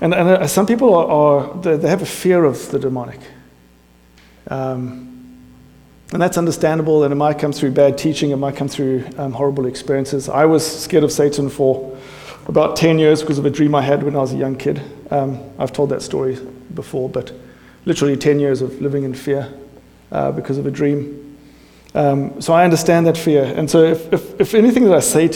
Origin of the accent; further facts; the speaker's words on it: South Africa; moved away; I'm South African English